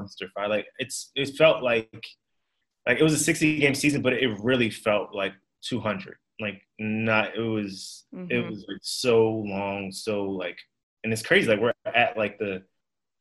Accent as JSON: {"language": "English", "region": "New York", "country": "United States", "said": "I'm from New York"}